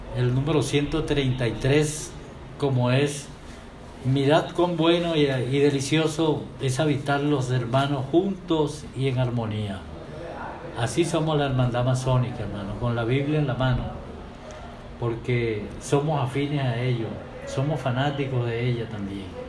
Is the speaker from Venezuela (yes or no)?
yes; San Fernando de Apure, Apure, Venezuela; also born or lived in Achaguas; yo vengo de San Fernando